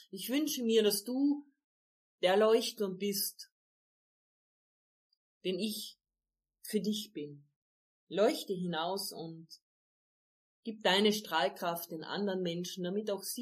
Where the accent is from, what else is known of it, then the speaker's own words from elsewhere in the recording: Carinthia, Austria; Bei uns in Kärnten sagen wir, beim Reden kommen die Leid zusammen.